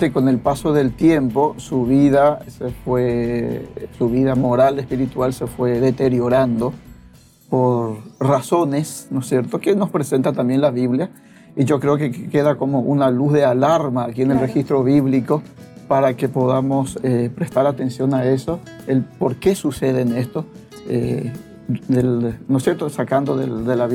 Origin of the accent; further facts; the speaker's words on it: Asunción, Paraguay; soy acá de Asunción